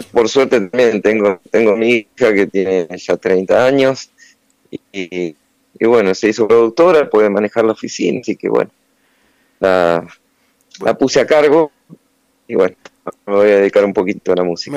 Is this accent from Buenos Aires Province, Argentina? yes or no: yes; Punta Alta, Buenos Aires Province, Argentina; nací en Punta Alta